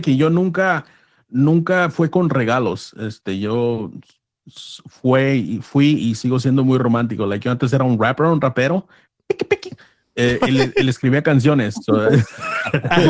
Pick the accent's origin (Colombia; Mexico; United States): United States; accent: pocho; los, dos somos mexicanos, yo soy nacido aquí toda mi vida, born and raised here